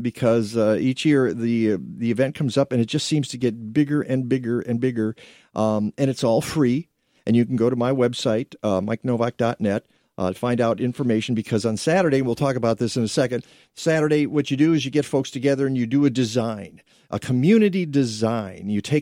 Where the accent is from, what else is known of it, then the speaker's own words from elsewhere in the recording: Detroit, Michigan, United States; I grew up in Detroit